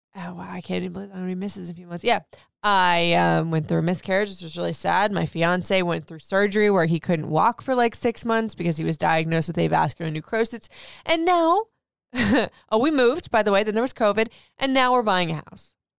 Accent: Florida, United States; moved away as an adult; also born or lived in Michigan / Memphis / Nashville / Atlanta; now in Maryland, United States; I grew up in Florida, left Florida to go to Michigan, left Michigan to go to Memphis, Memphis to Nashville, Nashville to Atlanta, and Atlanta, now here in Maryland, D C, in the D M V area

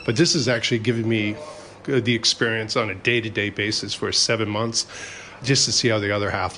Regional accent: Canada; moved away as an adult; now in Brisbane, Australia; Yeah, I'm actually a Canadian by birth. I've been in Australia since 1994, at Christmas time.

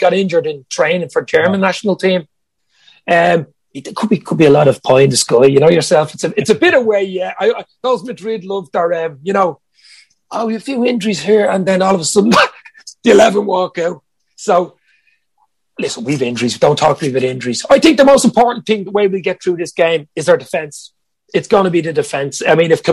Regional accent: Ireland; Being Irish

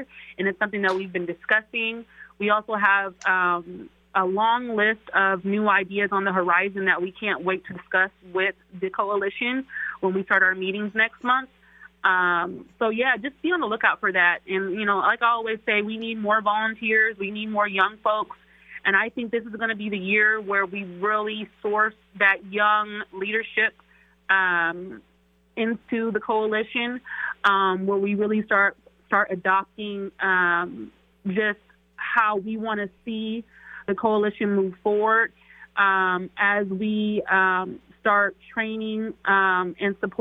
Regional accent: Seattle, Washington, United States; also born or lived in East St. Louis, Illinois; I've been in Seattle since I was 7.

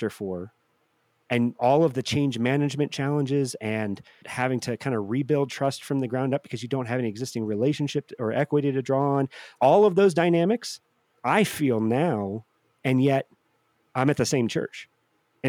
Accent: St. Louis, Missouri, United States; I grew up in St. Louis

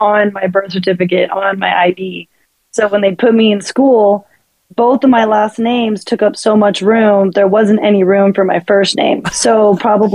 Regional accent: San Bernardino, California, United States; I was born in San Bernardino.

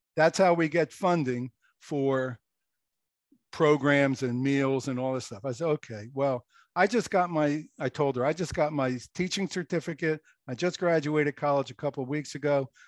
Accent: Philadelphia, Pennsylvania, United States; moved away as an adult; also born or lived in Okinawa; now in New Jersey, United States; I grew up in Philadelphia, lived in the row house

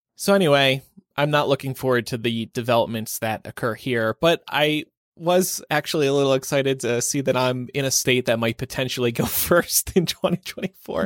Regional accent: Nevada, United States; my home state of Nevada

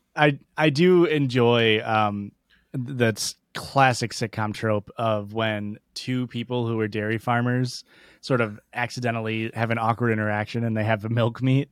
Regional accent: Midwest, United States; I'm from the Midwest

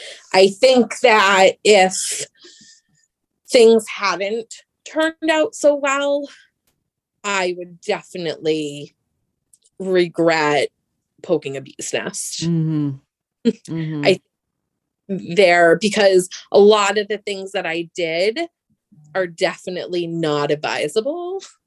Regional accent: Germany; born there; I was born in Germany in 1982, where my dad was stationed, and her brothers were in Germany stationed there as well at the time.

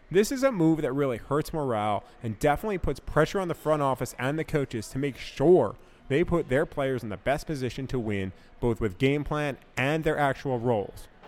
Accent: New York, United States; I grew up in New York where my dad took me to Jets games as a kid

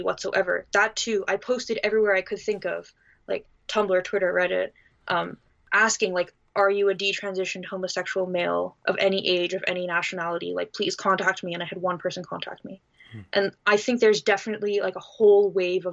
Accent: Canada

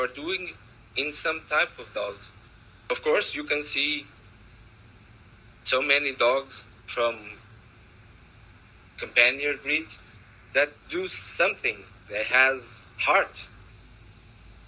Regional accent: Portugal; English is a second language; I'm from Portugal

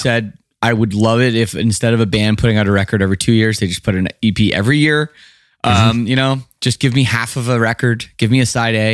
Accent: Canada; growing up in Canada

